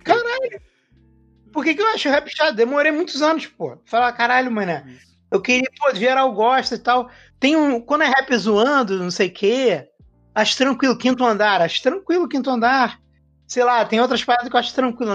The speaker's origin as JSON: {"language": "Portuguese", "region": "Rio de Janeiro", "country": "Brazil", "said": "eu sou carioca"}